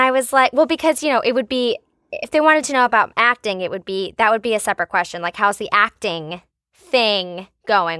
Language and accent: English; United States; I'm American